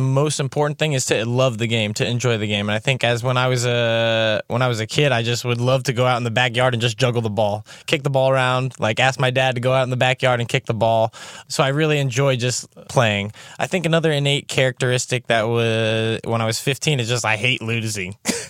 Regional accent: Cincinnati, Ohio, United States; from Cincinnati, Ohio.

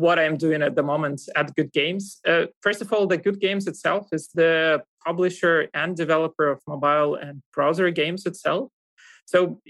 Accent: Russia; moved away as an adult; now in Germany; I come from Russia. You kind of might hear that from my accent as well

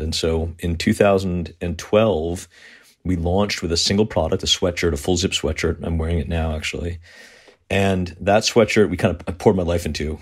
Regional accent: Southern Connecticut, United States; I grew up, um, in a, in a wealthy town in Southern Connecticut

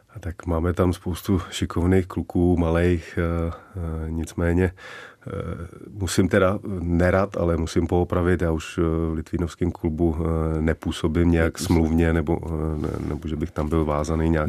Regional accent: Czechia; also born or lived in Vancouver, Canada / United States; Já jsem, já jsem Čech se vším coulem, a to tady mám u nás rád

